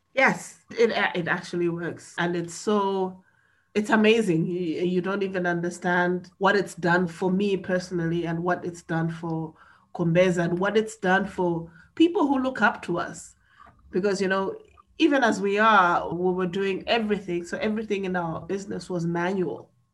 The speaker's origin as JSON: {"language": "English", "country": "Malawi", "said": "I am from Malawi, and Malawi is in Central and South Africa."}